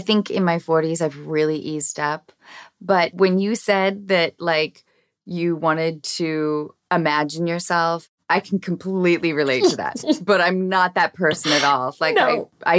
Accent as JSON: {"language": "English", "town": "Seattle", "region": "Washington", "country": "United States", "tie": "born or raised there", "lives_now": "Los Angeles, United States", "said": "I grew up acting in Seattle, but like theater."}